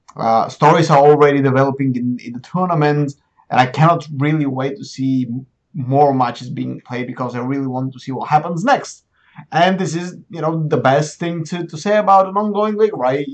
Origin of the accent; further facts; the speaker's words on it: Plovdiv, Plovdiv Province, Bulgaria; moved away as an adult; also born or lived in Sofia; I've been jumping between Plovdiv, my hometown, and Sofia